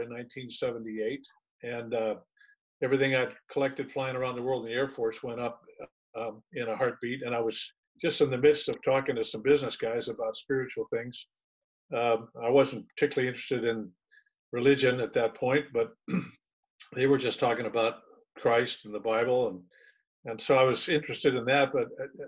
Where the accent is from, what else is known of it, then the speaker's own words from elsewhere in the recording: Michigan, United States; moved away as an adult; also born or lived in San Antonio, Texas; now in California, United States; I was born in San Antonio, but I didn't like it. I left when I was 6 weeks old. My dad was a howitzer instructor in World War II. He waited until I was born so that the Army could pay for that. And then we all jumped in a car and headed to Michigan, where I was raised